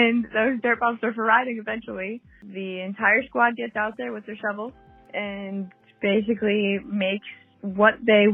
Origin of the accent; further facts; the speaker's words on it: Oxford, Connecticut, United States; now in Bohemia, United States; I am originally from Oxford, Connecticut, which is super small, but I live in Long Island now, in Bohemia, Long Island, New York